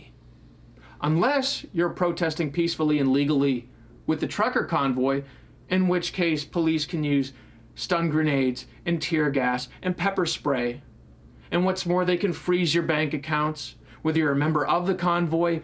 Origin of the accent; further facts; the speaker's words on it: New Hampshire, United States; moved away; my hometown in New Hampshire